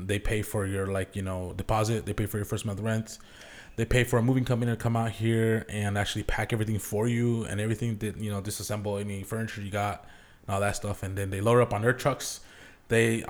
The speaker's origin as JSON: {"language": "English", "town": "Zillah", "region": "Washington", "country": "United States", "tie": "born or raised there", "also_born_or_lived": "Buena, Washington / Tri-Cities, Washington", "moved": "as an adult", "lives_now": "Portland, United States", "said": "I grew up in the Valley over in Zilla, graduated there back in 05"}